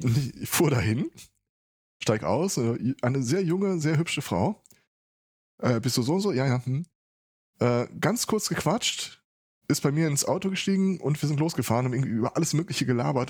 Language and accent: German; Ruhr area, North Rhine-Westphalia, Germany; Ich komme aus dem Ruhrpott. Also das ist nochmal eine Schippe obendrauf.